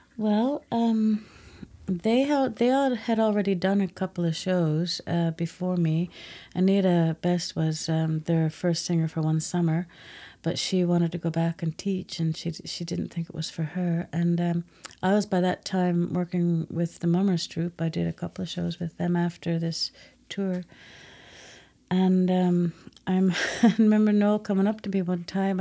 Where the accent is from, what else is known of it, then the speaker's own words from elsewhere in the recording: Grand Falls-Windsor, Newfoundland and Labrador, Canada; I'm from Grand Falls. I grew up in Grand Falls and left, uh, just before I finished grade eleven